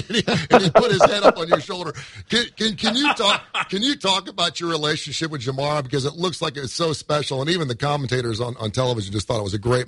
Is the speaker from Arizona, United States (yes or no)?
no; Cincinnati, Ohio, United States; I'm from Cincinnati